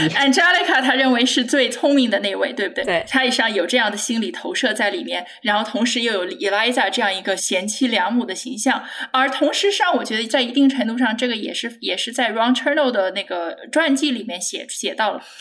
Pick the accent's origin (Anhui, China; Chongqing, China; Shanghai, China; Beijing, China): Anhui, China; moved away; 我是在安徽长大的